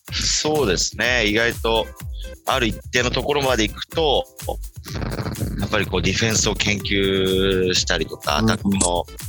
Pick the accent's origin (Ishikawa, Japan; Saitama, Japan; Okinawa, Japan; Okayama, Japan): Saitama, Japan; 僕、地元が浦和なんですよ